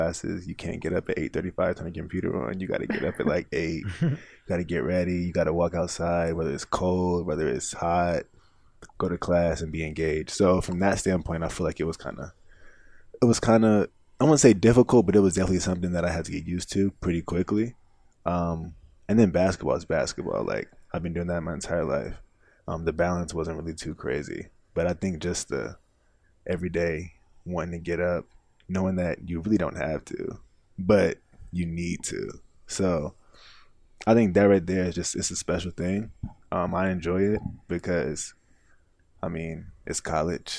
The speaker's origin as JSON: {"language": "English", "town": "Spring Lake", "region": "North Carolina", "country": "United States", "tie": "born or raised there", "moved": "as an adult", "lives_now": "New York City, United States", "said": "I grew up in Spring Lake"}